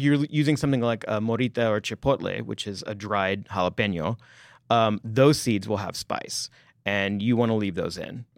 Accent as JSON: {"language": "English", "region": "Texas", "country": "United States", "tie": "born or raised there", "moved": "yes", "said": "because I'm from Texas, we had Frito pie as our school lunch day"}